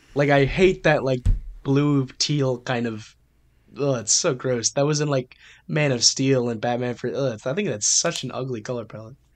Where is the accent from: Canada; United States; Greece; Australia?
United States; I'm American